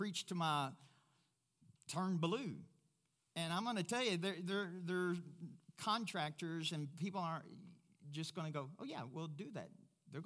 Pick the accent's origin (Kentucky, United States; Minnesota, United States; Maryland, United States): Kentucky, United States; Louisville; moved away as an adult; also born or lived in Africa; now in Pueblo, United States; Louisville, Kentucky, my hometown